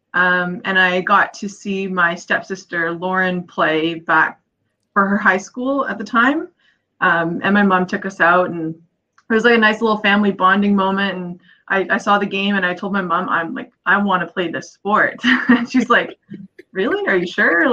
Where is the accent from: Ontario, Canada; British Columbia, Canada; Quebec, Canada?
British Columbia, Canada; Victoria; I grew up in Victoria, BC, which is a kind of the most warm part of Canada